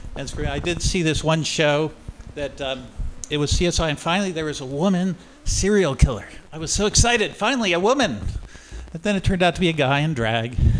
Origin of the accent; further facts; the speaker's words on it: Oakland, California, United States; I am from Oakland